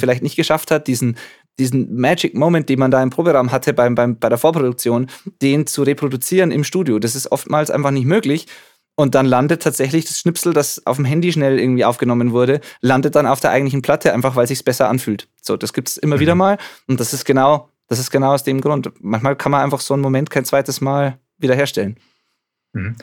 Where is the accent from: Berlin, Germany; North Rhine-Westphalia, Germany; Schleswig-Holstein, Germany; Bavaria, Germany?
Bavaria, Germany; Zwiesel; ich bin im Jugendcafé praktisch aufgewachsen und jetzt da zwar nicht mehr so aktiv, aber, aber, aber schon noch vor Ort